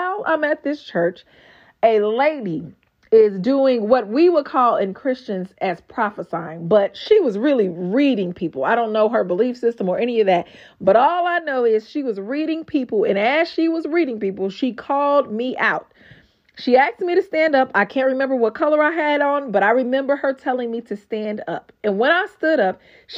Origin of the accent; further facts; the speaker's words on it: Gary, Indiana, United States; accent: GI accent; moved away as an adult; also born or lived in Texas; I was born and raised in Gary, Indiana.